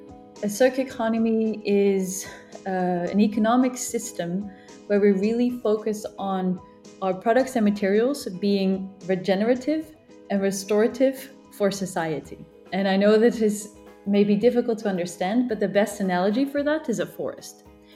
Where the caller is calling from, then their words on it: Geneva, Switzerland; I'm calling in from Geneva.